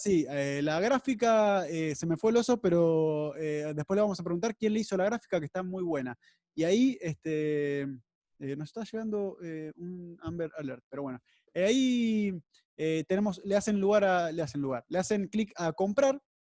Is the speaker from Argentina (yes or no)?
yes; Mar del Plata, Buenos Aires Province, Argentina; also born or lived in 9 de Julio, Buenos Aires Province; yo nací en 9 de julio, pero de chico me fui a vivir a Mar del Plata